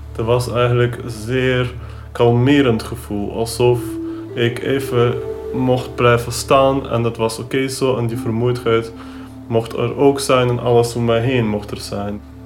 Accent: Ukraine; moved away; Ik ben opgegroeid in de Oekraïne op het platteland

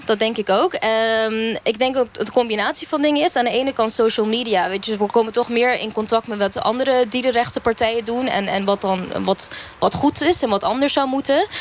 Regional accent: Curaçao; ik kom zelf uit Curaçao

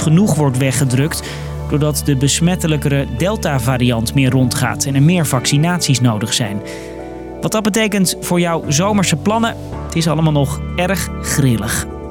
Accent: Netherlands; als Nederlanders

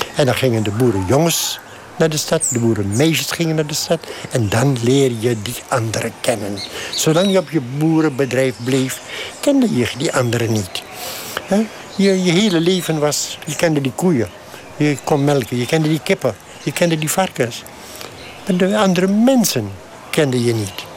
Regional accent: Suriname; Als boer ben ik Surinamer.

